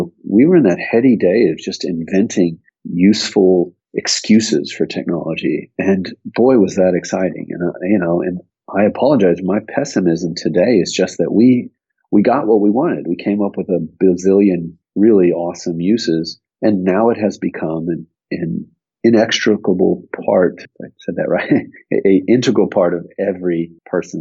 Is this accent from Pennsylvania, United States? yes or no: no; Austin, Texas, United States; also born or lived in Tulsa, Oklahoma; there's not that many people you'd say are long-term natives of Austin. I am